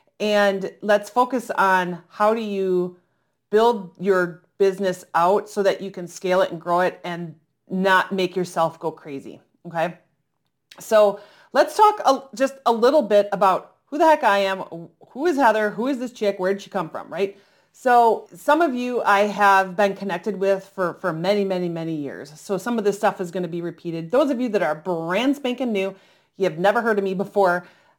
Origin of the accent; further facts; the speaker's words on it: Oshkosh, Wisconsin, United States; And thankfully, I grew up around the Experimental Aircraft Association, which is in Oshkosh, Wisconsin.